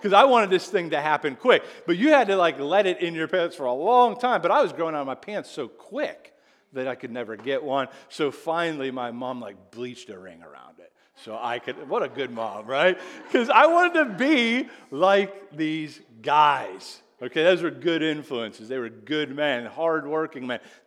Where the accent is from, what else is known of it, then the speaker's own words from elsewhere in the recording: Greensburg, Pennsylvania, United States; I'm actually from Whitesburg, Pennsylvania